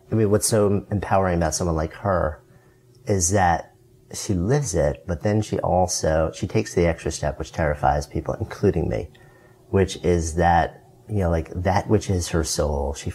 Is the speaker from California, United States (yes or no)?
yes; Berkeley, California, United States; Yeah, I'm from Berkeley.